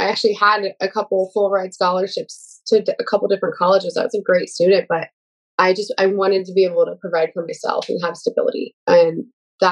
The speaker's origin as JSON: {"language": "English", "town": "Neoga", "region": "Illinois", "country": "United States", "tie": "born or raised there", "moved": "as an adult", "said": "I grew up in a really small town in the middle of nowhere. Shout out to my hometown, Neoga, Illinois"}